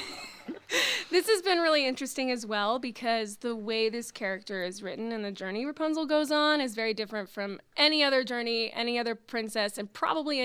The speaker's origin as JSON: {"language": "English", "town": "Frisco", "region": "Texas", "country": "United States", "said": "I'm from Frisco, Texas, which is a suburb of Dallas."}